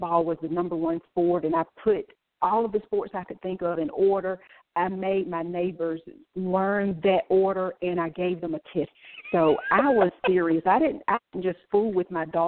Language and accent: English; Laurens, South Carolina, United States; I grew up in Lawrence, South Carolina